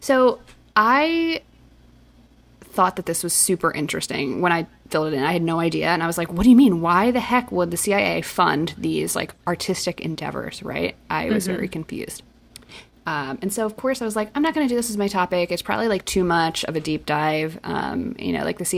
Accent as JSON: {"language": "English", "region": "New Jersey", "country": "United States", "tie": "born or raised there", "said": "I grew up in New Jersey, but we always went into Philadelphia, not New York"}